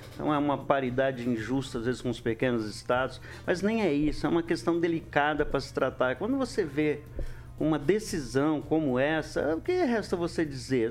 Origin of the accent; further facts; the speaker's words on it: São Luís, Maranhão, Brazil; now in Maringá, Brazil; que eu sou maranhense, eu nasci lá em São Luís.